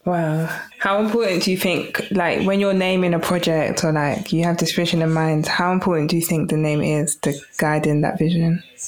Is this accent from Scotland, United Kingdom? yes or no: no; London, United Kingdom; growing up in London